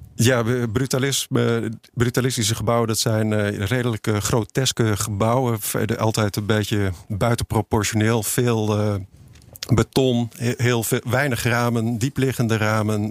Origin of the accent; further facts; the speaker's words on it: Utrecht, Netherlands; ik ben geboren in Utrecht